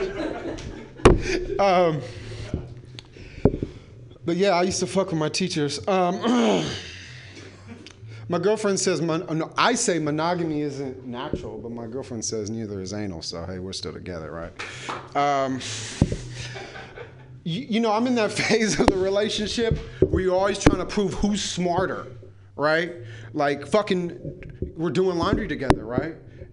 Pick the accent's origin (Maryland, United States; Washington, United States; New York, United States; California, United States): California, United States; San Francisco; I grew up in and around the Castro